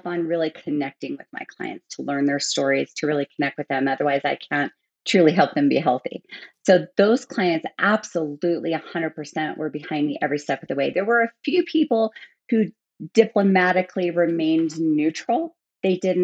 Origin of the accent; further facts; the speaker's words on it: United States; moved away as an adult; also born or lived in Germany; I was an American working in an American gym